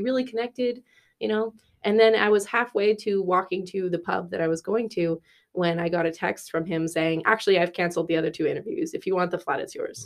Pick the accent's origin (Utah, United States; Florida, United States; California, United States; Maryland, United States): California, United States; moved away as an adult; also born or lived in Berkeley; now in Dublin, Ireland; I'm from California